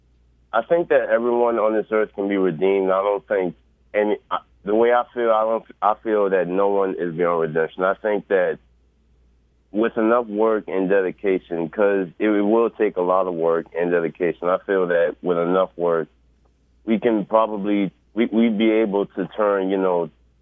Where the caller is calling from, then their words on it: New Orleans, Louisiana, United States; I'm calling from New Orleans, Louisiana.